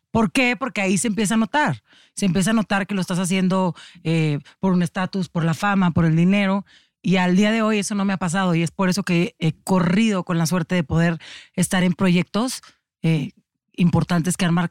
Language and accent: Spanish; Tijuana, Baja California, Mexico; yo soy de Tijuana